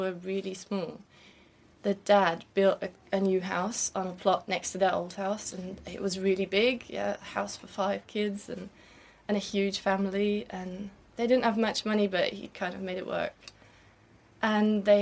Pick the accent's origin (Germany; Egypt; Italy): Germany; western Germany; I grew up in a tiny village in Western Germany